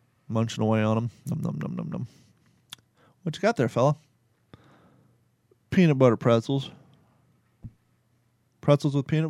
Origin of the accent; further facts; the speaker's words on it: United States; also born or lived in Kentucky / Ohio; now in Florida, United States; growing up in Kentucky and Ohio